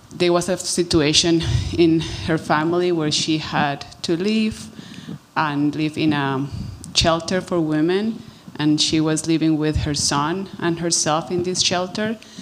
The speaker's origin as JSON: {"language": "English", "country": "Colombia", "moved": "yes", "lives_now": "Canada", "said": "I'm originally from Colombia"}